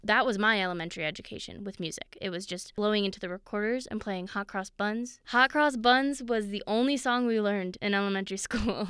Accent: Missouri, United States; now in Colorado, United States; I grew up in Missouri

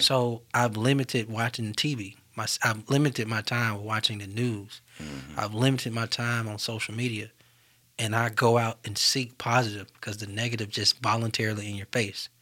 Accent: Birmingham, Alabama, United States; what makes me so Birmingham is growing up in North Birmingham.

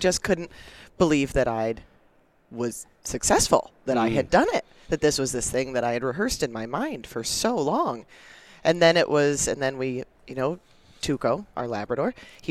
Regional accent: Casper, Wyoming, United States; I grew up in Casper, Wyoming, so central Wyoming

